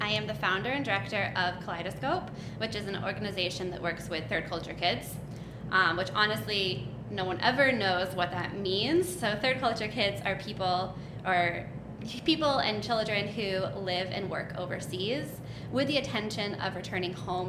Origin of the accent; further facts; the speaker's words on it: Uzbekistan; I grew up in Central Asia. I moved there when I was 6 years old, and I did all of my schooling and growing up years in this tiny country in the middle of nowhere that no one knows the name of.